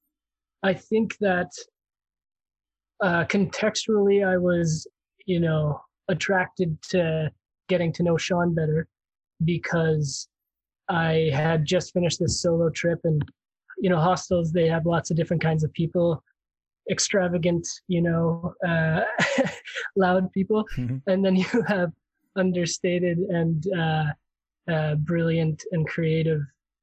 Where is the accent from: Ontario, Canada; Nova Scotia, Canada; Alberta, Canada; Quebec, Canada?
Alberta, Canada; Calgary; moved away as an adult; also born or lived in Saskatchewan / Regina / Montreal / Halifax; I was born in Saskatchewan. I guess I was raised in Calgary